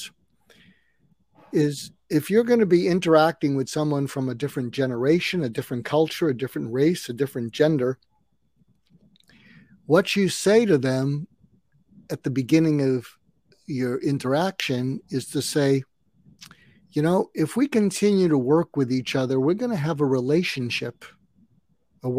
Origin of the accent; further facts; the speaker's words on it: California, United States; I'm not only an American, I'm a Californian